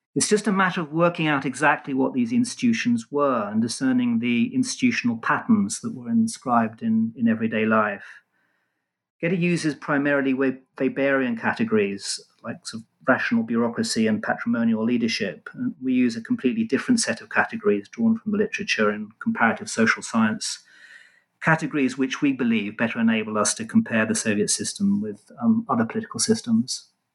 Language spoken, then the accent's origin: English; London, United Kingdom; also born or lived in Israel; I was born in London and, apart from a, a short spell in Israel, was raised and educated in England